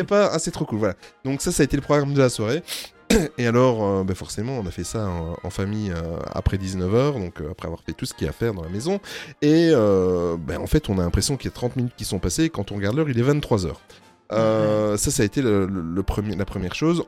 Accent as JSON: {"language": "French", "country": "Belgium", "said": "on est belge"}